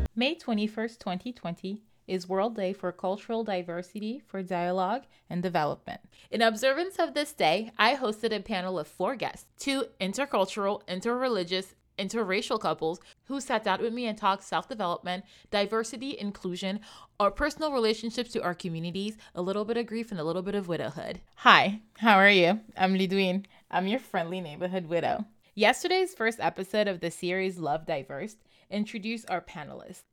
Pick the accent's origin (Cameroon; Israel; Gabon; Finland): Gabon; Libreville, Estuaire; born and raised in Libreville, Gabon, just like I was